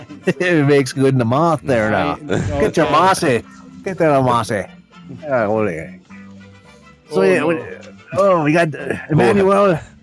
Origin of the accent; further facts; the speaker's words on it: Pennsylvania Dutch area, United States; we're all from Pennsylvania, Dutchy area